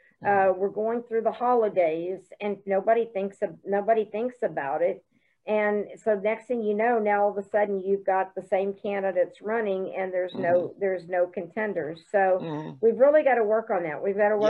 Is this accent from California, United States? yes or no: no; Broken Arrow, Oklahoma, United States; I mean, I'm from Broken Arrow and our city council has taken it, you know, for the whole mask mandate.